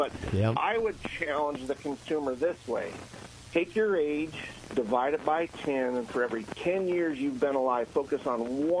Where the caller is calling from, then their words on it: Virginia, United States; I'm actually in Virginia, so I'm not too far away.